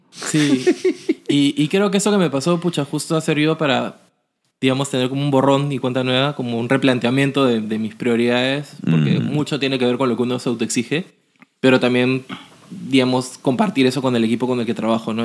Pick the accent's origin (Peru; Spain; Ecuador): Peru; Lima; como peruanos, como limeños